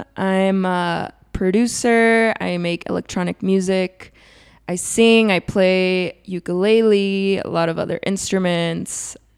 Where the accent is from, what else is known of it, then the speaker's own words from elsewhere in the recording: San Diego, California, United States; also born or lived in Tijuana, Mexico / Chula Vista; I feel like I grew up more in San Diego, but still like had both like places very much present in my childhood.